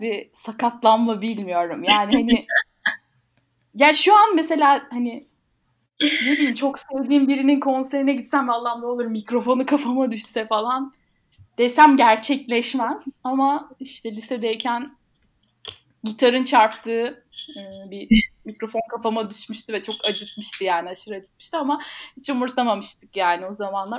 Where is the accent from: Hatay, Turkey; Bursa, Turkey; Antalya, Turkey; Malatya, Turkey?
Malatya, Turkey; Malatyalıyım bu arada.